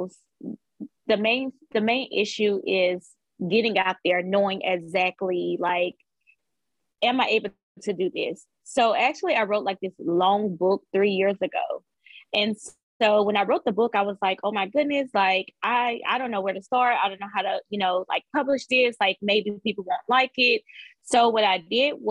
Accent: Laurel, Mississippi, United States; I am from Laura, Mississippi.

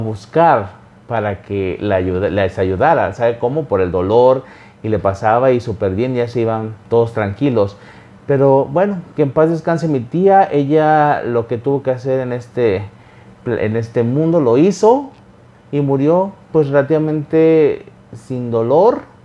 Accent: Xalapa, Veracruz, Mexico; yo nací en Veracruz, en un lugar llamado Jalapa

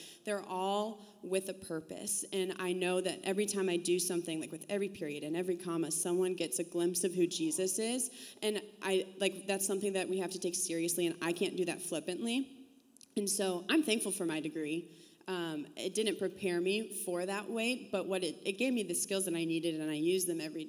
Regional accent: Illinois, United States; moved away; I'm from Illinois

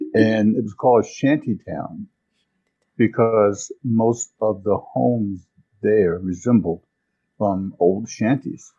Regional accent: Washington, District of Columbia, United States; I was born in Washington, D.C. in 1951 in an area called Marshall Heights

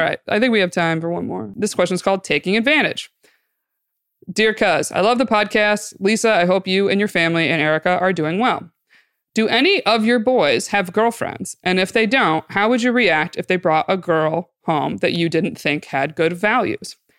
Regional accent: Binghamton, New York, United States; I grew up in Binghamton

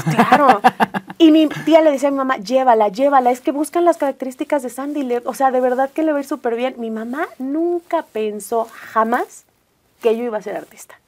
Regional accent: Hidalgo, Mexico; also born or lived in Mexico City; nací en la Ciudad de México. Pero toda mi vida me crié en Hidalgo

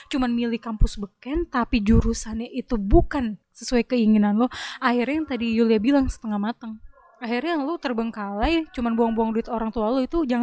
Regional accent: Jakarta, Indonesia; lima orang sekelas ada lah gue anak Jakarta

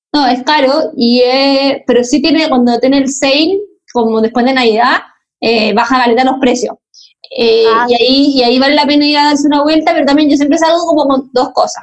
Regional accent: Viña del Mar, Valparaíso, Chile; now in Santiago, Chile; yo eh, me crié en Viña

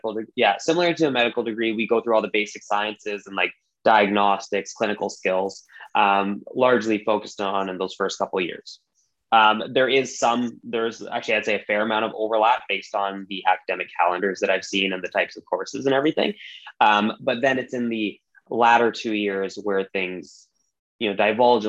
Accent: British Columbia, Canada; I am born and raised in British Columbia, Canada. So I'm very, very much Canadian.

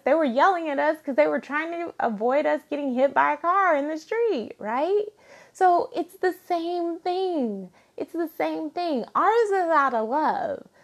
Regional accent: Alabama, United States; I grew up in Alabama

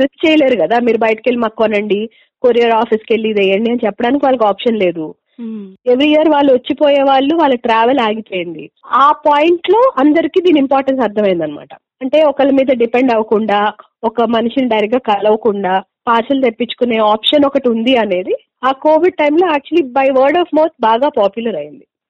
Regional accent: Hyderabad, Telangana, India; moved away as an adult; also born or lived in United Kingdom; మొత్తం అంతా హైదరాబాదే అండి నేను పుట్టింది హైదరాబాదే స్కూలింగ్ కూడా ఇక్కడే ఇంజనీరింగ్ కూడా ఇక్కడే

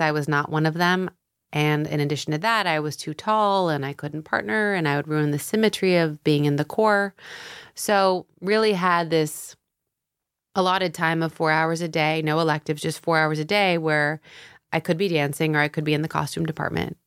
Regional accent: Tampa, Florida, United States; moved away as an adult; also born or lived in San Diego, California; now in New York, United States; I grew up half in San Diego till I was ten. And then my dad, he was a doctor and he needed a sabbatical and he uprooted us to Florida

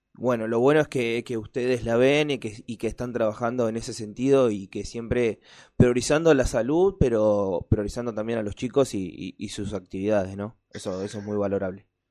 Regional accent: Avellaneda, Buenos Aires Province, Argentina; yo soy de acá de Avellaneda

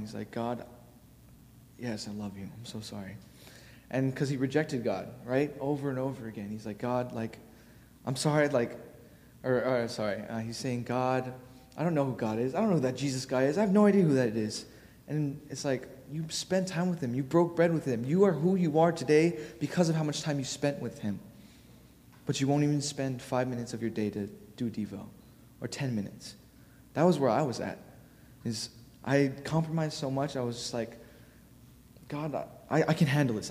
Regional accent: Honolulu, Hawaii, United States; moved away; I'm from Hawaii

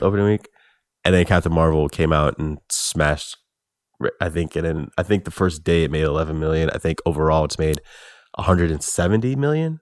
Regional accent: United States; as an American

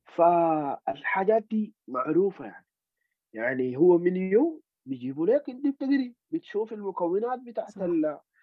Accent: Sudan; نحن سودانيين

